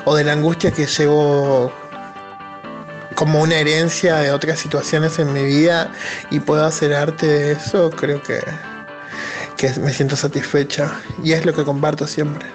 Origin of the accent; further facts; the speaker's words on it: Chaco, Argentina; now in Buenos Aires, Argentina; nací en Chaco y sobreviviendo en Buenos Aires.